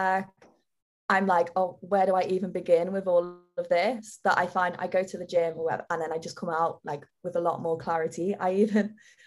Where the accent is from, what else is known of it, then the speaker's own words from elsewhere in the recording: Liverpool, North West England, United Kingdom; accent: Liverpool; now in London, United Kingdom; I've always had a bit of a complex of having a Liverpool accent